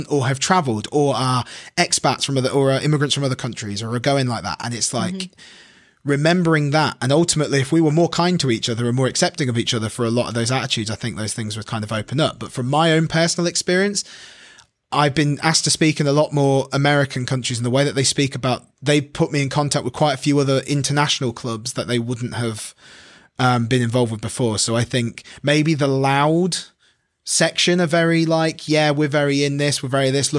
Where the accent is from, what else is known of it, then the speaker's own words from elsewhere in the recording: Midlands, United Kingdom; accent: bastardized accent, bit of north, bit of south; I'm from the Midlands, so I have like the most bastardized accent. I've got like bit of north, bit of south